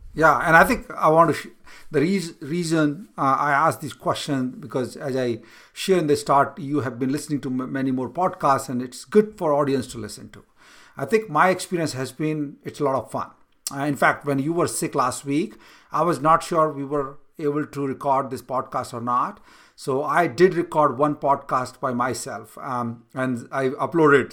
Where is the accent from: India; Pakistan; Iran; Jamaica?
India; moved away as an adult; now in United States; I was born in India, I came to U S right now